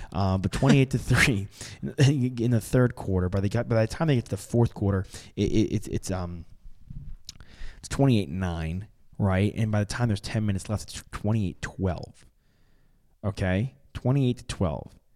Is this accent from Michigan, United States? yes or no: no; New York, United States; growing up in New York